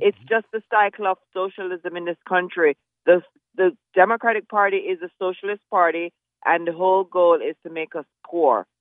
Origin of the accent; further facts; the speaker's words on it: Jamaica; now in United States; I grew up in Jamaica